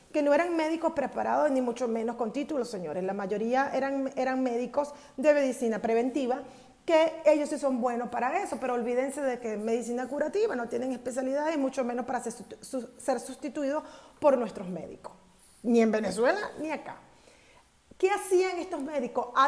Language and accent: Spanish; Mexico; quiero que quede como reflexión, mexicanos, que si no actuamos a tiempo, vamos a perder la democracia en México.